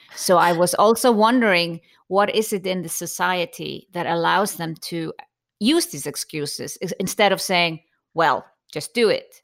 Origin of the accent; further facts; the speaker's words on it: Iceland; growing up in Iceland